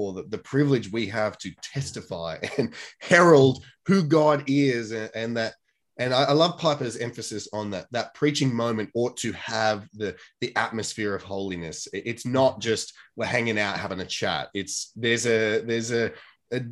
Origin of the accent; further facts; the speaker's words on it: Australia; what I grew up with in the Australian sort of don't show your emotions